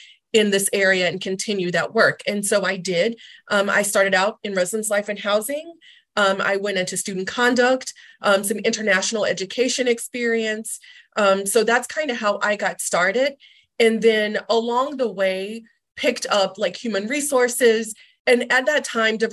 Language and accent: English; North Carolina, United States; moved away; I'm originally from North Carolina